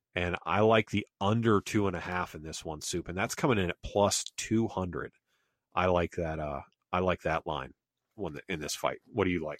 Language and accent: English; Pennsylvania, United States; now in South Carolina, United States; growing up in Pennsylvania and now South Carolina